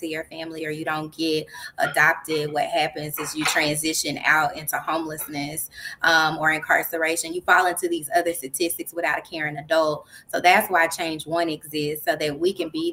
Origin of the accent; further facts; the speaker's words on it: Dallas, Texas, United States; I'm originally from Dallas, Texas